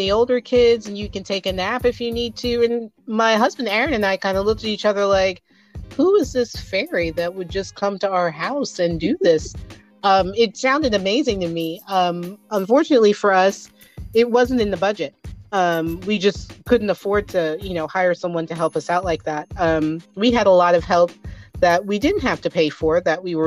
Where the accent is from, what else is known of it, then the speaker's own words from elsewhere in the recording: New Jersey, United States; moved away as an adult; now in Henrico, United States; I am originally from New Jersey. I like to tell people that's why I sound like this. I grew up in New Jersey